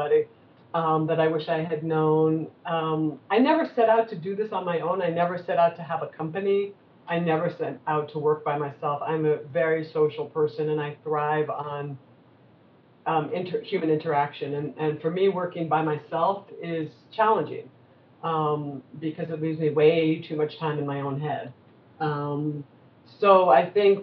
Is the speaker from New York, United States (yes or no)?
yes; New York City, New York, United States; I'm born and raised in New York City, and it's insane here